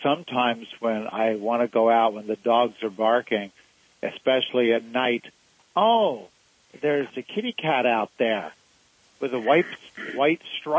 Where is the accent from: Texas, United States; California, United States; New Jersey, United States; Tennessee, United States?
Texas, United States; And I say, oh, I'm from Texas.